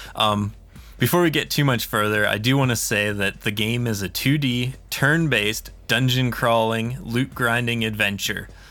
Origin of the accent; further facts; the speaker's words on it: Pennsylvania, United States; now in New Mexico, United States; I'm from Pennsylvania originally, and I'm living in New Mexico now